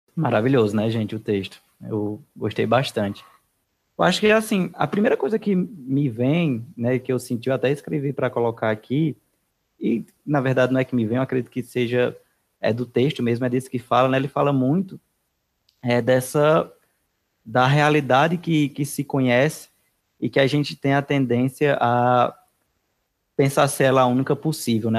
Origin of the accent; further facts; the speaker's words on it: Juazeiro do Norte, Ceará, Brazil; eu sou de Juazeiro do Norte